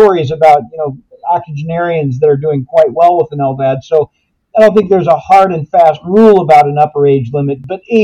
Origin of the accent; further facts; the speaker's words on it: Minneapolis–Saint Paul, Minnesota, United States; I grew up in the Twin Cities